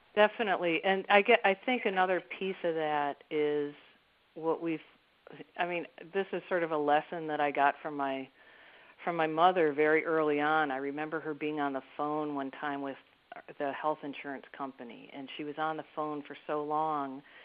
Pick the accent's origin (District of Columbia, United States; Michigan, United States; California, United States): Michigan, United States; Detroit; also born or lived in Baltimore, Maryland; now in Maryland, United States; I grew up in Detroit in the 1960s